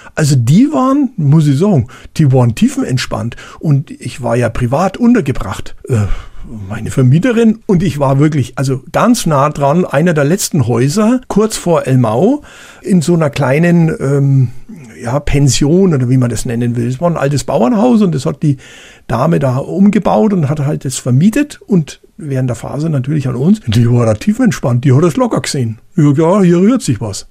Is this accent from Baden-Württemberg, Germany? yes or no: no; Bavaria, Germany; bei uns in Bayern